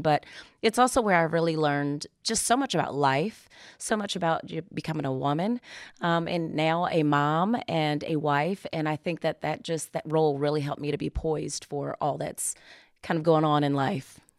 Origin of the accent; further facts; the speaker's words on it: Maryland, United States; moved away as an adult; I am actually from Maryland